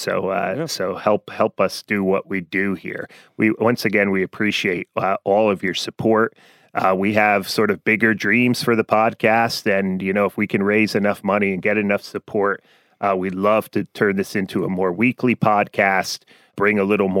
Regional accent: New Jersey, United States; our first patron from my home state of New Jersey.

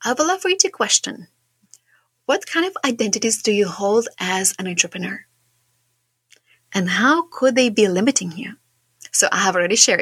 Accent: Šiauliai, Šiauliai County, Lithuania; I am from Lithuania. I come from quite a small town, but it's quite big for our Lithuania standards. I come from a place called Šiauliai

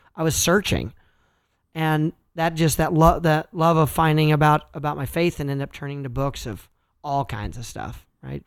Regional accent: Kansas, United States; I'm from Kansas and I'm a farm kid.

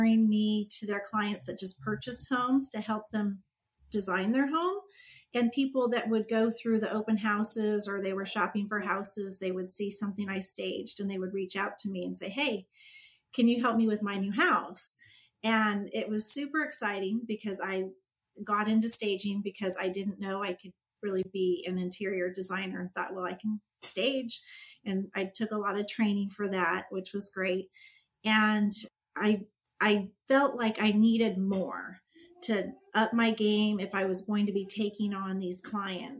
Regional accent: California, United States; also born or lived in Pennsylvania / San Jose / Walnut Creek / Chico; I'm from California.

